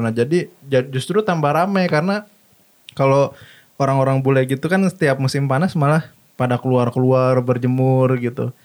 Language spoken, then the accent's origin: Indonesian; Indonesia; moved away; gua lahir di Indonesia